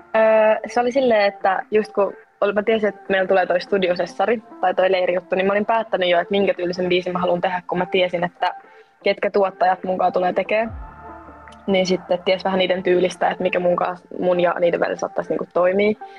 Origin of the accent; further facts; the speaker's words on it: Espoo, Uusimaa, Finland; mä oon 20-vuotias ja mä oon Espoosta